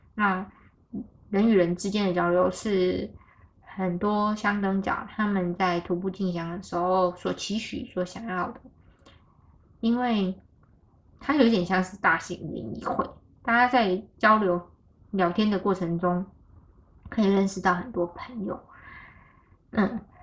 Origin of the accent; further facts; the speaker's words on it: Taichung, Taiwan; 就回到台中了。 就回家我家乡了